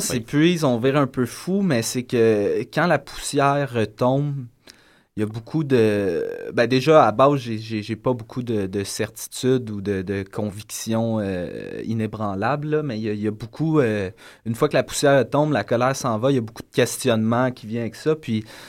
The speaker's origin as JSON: {"language": "French", "town": "Lorraine", "region": "Quebec", "country": "Canada", "tie": "born or raised there", "also_born_or_lived": "Montreal", "lives_now": "Sainte-Thérèse, Canada", "said": "je suis né à Montréal. Euh, je suis déménagé très jeune sur la, banlieue du Nord à Lorraine. banlieue cossue, passé Laval. Après ça, j'ai grandi là"}